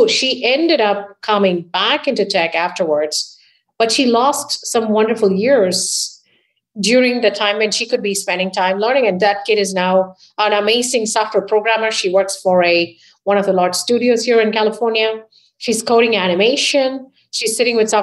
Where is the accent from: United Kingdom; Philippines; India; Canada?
India; moved away as an adult; now in United States; I was raised in India